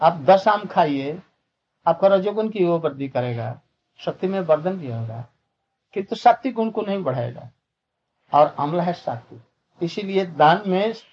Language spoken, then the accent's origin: Hindi; India; born there; हम लोग गांव में जन्मे थे गंगा के किनारे गंगा से दो चार फकला